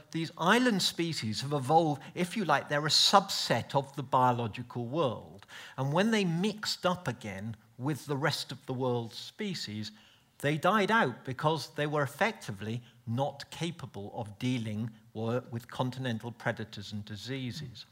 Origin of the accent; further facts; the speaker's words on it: United Kingdom; being polite British person